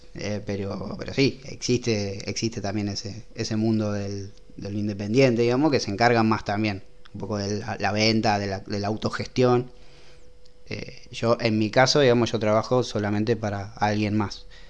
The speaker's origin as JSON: {"language": "Spanish", "town": "Rosario", "region": "Santa Fe", "country": "Argentina", "said": "somos de Rosario."}